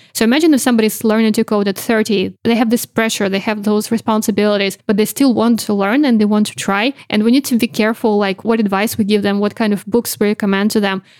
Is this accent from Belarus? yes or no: yes; Belarus; moved away as an adult; now in London, United Kingdom; I actually used to run my own independent news magazine back in Belarus